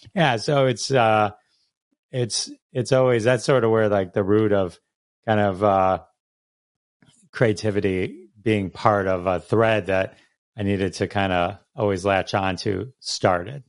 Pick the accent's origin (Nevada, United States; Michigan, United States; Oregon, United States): Michigan, United States; Farmington Hills; I grew up, uh, Farmington Hills. It's a suburb of Detroit